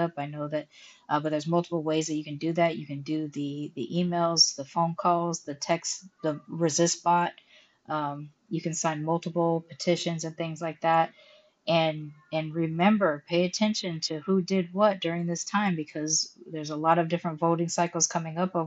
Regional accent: United States; moved away as an adult; now in Mexico; I'm an American citizen living on a tourist visa in Mexico

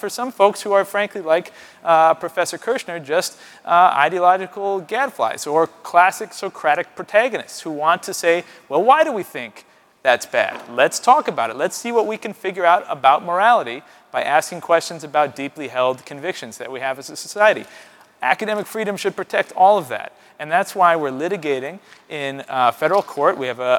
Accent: Buffalo, New York, United States; moved away; my hometown of Buffalo, New York

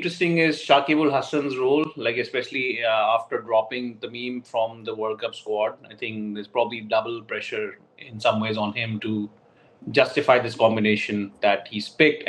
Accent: Pakistan; Mohammad Dabi is somebody who really scares the shit out of me as a Pakistani fan.

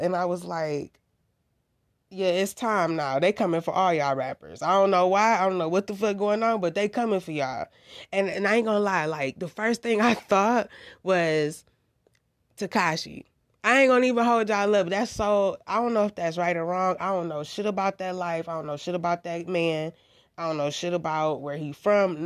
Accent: United States; I'm from the United States of America

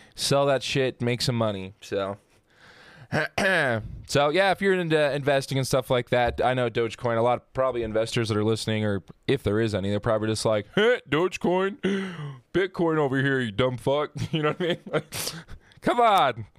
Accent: Hurricane, Utah, United States; I grew up in Hurricane Utah

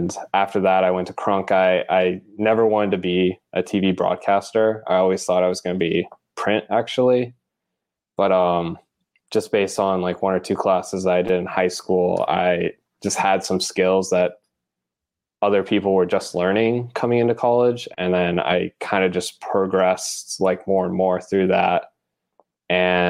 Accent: El Paso, Texas, United States; I'm from El Paso, Texas

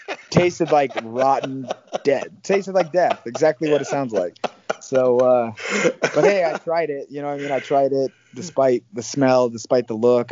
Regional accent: Iowa, United States; moved away as an adult; also born or lived in Arizona; now in Las Vegas, United States; I grew up in Iowa

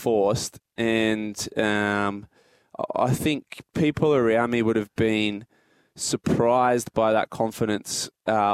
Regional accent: Port Macquarie, New South Wales, Australia; growing up in Port Macquarie

